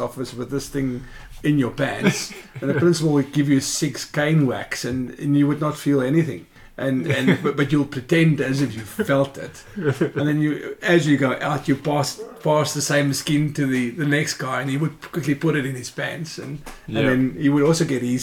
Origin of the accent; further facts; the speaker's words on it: Johannesburg, Gauteng, South Africa; moved away as an adult; now in Australia; I grew up in Johannesburg side